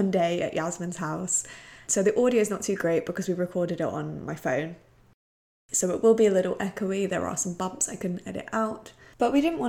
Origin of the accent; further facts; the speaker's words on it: United Kingdom; we are British